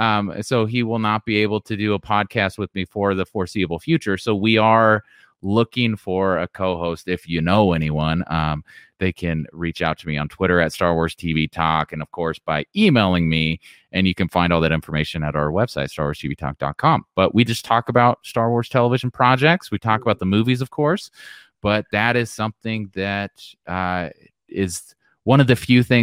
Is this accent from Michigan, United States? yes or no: no; Modesto, California, United States; born there; And of course, I was born in Modesto, California, so George Lucas' hometown. Yes. That's where I was born.